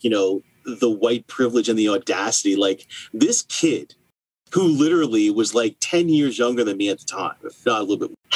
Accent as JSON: {"language": "English", "region": "New Jersey", "country": "United States", "tie": "born or raised there", "said": "I was born in New Jersey and I went to grade school in Jersey."}